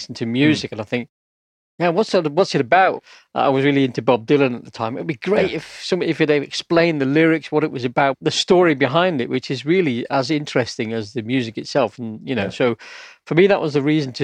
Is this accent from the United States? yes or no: no; United Kingdom; we're both British